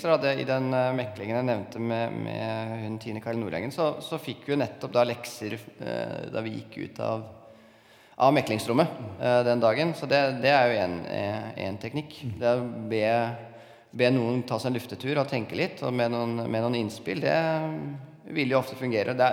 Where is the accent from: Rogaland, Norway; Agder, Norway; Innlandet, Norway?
Innlandet, Norway; jeg kommer fra Toten og føler at jeg, at jeg, jeg er ikke så veldig streng på hvordan folk eh, kler seg.